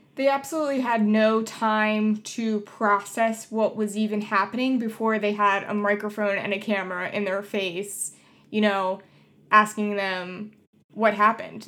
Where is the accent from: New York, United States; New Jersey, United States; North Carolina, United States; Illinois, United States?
New Jersey, United States; Collingswood; moved away; I'm originally from Collingswood, New Jersey. I went to Collingswood High School